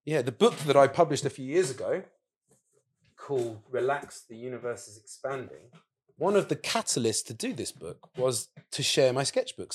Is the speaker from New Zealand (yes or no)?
no; England, United Kingdom; also born or lived in Saudi Arabia; now in Margate, United Kingdom; being English, with an English passport